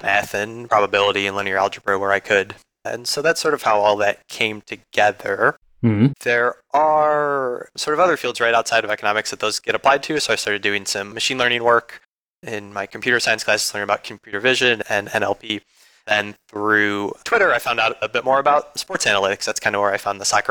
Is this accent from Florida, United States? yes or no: no; Chicago, Illinois, United States; I'm from Chicago